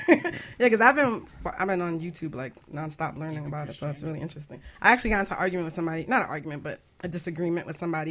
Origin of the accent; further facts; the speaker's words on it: Jamaica; I'm, I'm Jamaican